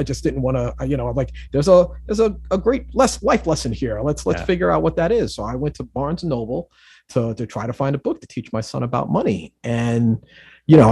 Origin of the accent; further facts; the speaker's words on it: New York City, New York, United States; growing up in the Bronx builds a sense of resiliency